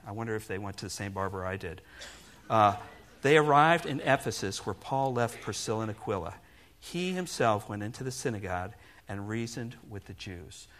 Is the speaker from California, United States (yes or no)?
no; Milford, Connecticut, United States; moved away as an adult; I spent the first 19 years of my life being born and raised in New England. That's right, I'm a New England boy. In fact, to be exact, I grew up in Milford, Connecticut.